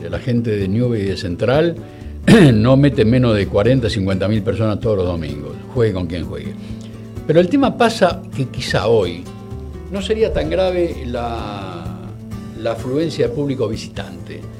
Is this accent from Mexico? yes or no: no; Buenos Aires, Argentina; born there; yo era muy pibe, muy chico, como yo nací en, Barracas, en La Boca prácticamente.